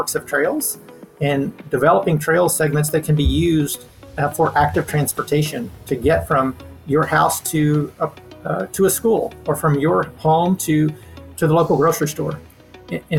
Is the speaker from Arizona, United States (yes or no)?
no; Leakey, Texas, United States; I'm from a small town in the Western Hill Country called Lakey